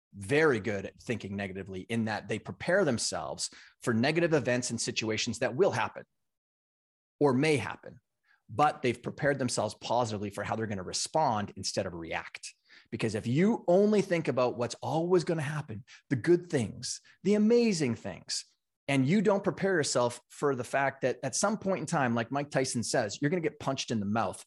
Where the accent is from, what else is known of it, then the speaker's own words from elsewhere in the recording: Canada; moved away as an adult; now in United States; I grew up in Canada on a Big Farm and Ranch